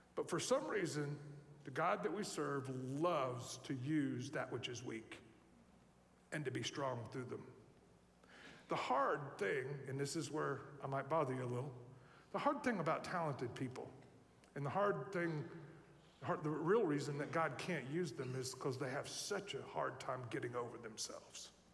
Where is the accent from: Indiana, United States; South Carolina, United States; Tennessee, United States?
Tennessee, United States; I'm from Tennessee